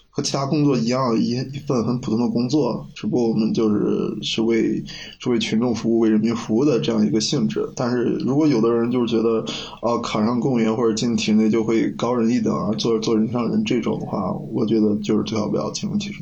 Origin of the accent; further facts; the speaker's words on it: Henan, China; now in Sichuan, China; 在我们河南那，几个好兄弟在一句聚会，那不喝点白的